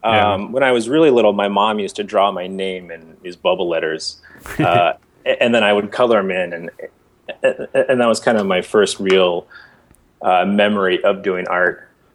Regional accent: Bay Area, California, United States; also born or lived in San Diego; I grew up in the Bay Area, but yeah, I went to art school down there. I lived in San Diego from 2000 till about 2003.

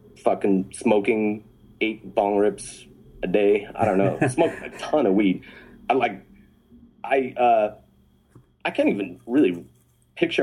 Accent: Albuquerque, New Mexico, United States; moved away as an adult; I grew up in Albuquerque from ages 0 to 18

